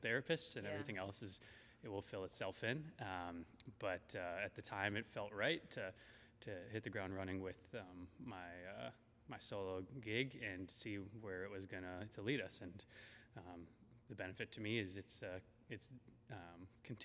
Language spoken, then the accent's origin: English; Minneapolis, Minnesota, United States; I'm from Minnesota, Minneapolis originally